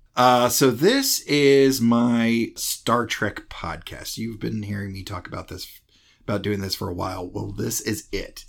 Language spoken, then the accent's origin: English; Greenville, South Carolina, United States; I'm from Greenville, South Carolina